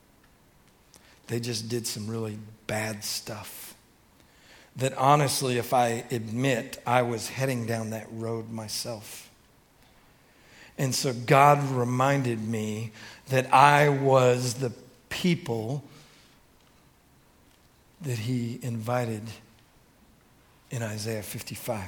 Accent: Detroit, Michigan, United States; I grew up in Detroit, Michigan

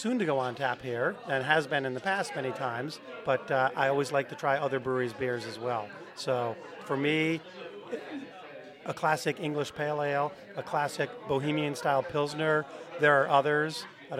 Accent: Massachusetts, United States; moved away as an adult; also born or lived in Connecticut; now in St. Louis, United States; Born in Massachusetts.

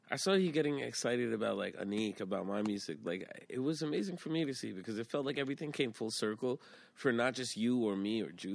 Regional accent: Queens, New York, United States; And it felt like normal and regular the way that we grew up in Queens

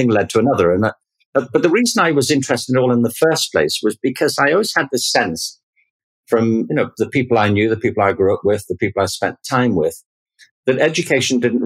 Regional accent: Liverpool, North West England, United Kingdom; I grew up in Liverpool in England in the 1950s and 1960s.

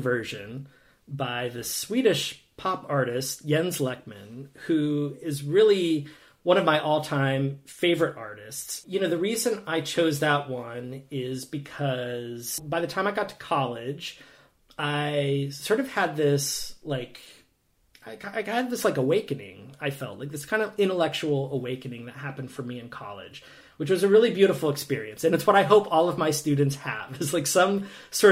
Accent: Green Bay, Wisconsin, United States; moved away as an adult; also born or lived in Twin Cities, Minnesota / California / Prague, Czech Republic; now in Eugene, United States; I grew up in the upper Midwest, so I grew up in Green Bay, Wisconsin, and went to school in the Twin Cities, lived out in California, spent a year in Prague before landing in Oregon

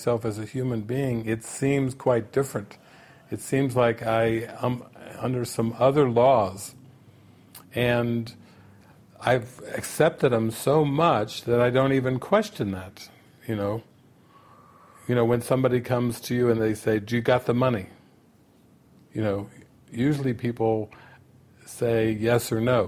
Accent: United States; growing up in America

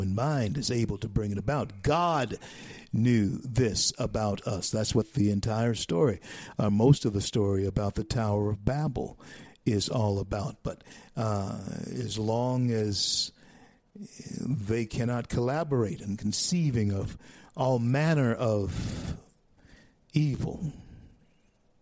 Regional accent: Louisiana, United States; Louisiana, my home state

